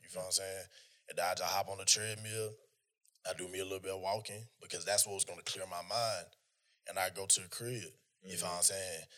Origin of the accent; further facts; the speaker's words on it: North Georgia, United States; I'm from Georgia. I'm from North Georgia. I'm from the sticks.